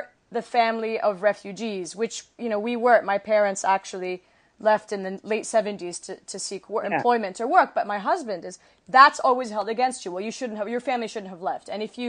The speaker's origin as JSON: {"language": "English", "country": "Saudi Arabia", "tie": "born or raised there", "also_born_or_lived": "Kuwait", "moved": "as an adult", "said": "I was born in Kuwait and raised in Saudi Arabia and then came here when I was, you know, in college and so on."}